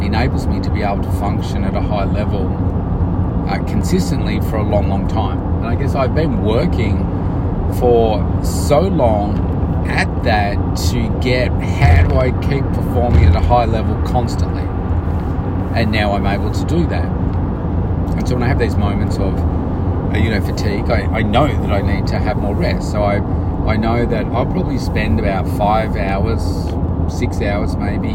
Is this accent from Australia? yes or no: yes; Melbourne, Victoria, Australia; it's in my hometown